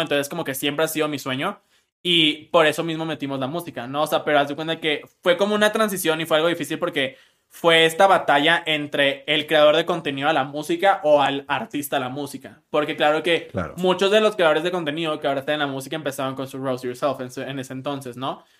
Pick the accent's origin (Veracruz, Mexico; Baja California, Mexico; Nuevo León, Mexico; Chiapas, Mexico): Nuevo León, Mexico; Monterrey; soy de Monterrey